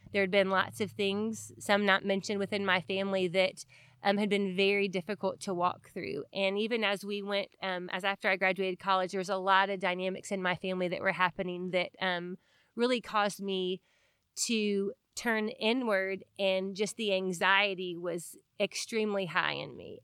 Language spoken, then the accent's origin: English; Marietta, Georgia, United States; I grew up in Marietta, Georgia, in a Christian home